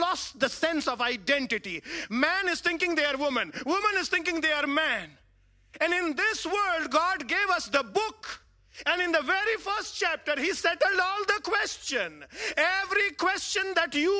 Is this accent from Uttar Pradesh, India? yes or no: yes; Varanasi, Uttar Pradesh, India; I come from India, a very large city, Varanasi